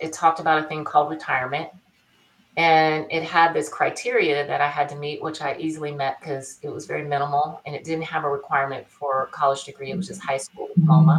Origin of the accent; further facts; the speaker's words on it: Bakersfield, California, United States; my tail end of my childhood, I grew up in Bakersfield.